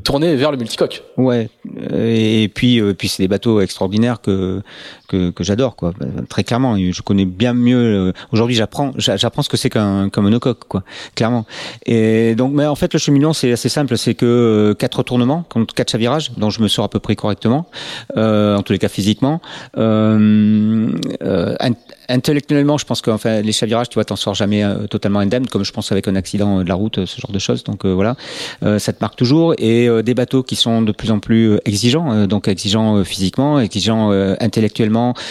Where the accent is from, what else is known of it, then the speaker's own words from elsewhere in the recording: Médoc, Nouvelle-Aquitaine, France; also born or lived in Nantes / La Rochelle / Brittany; je suis originaire donc du Médoc. Toute ma famille y est.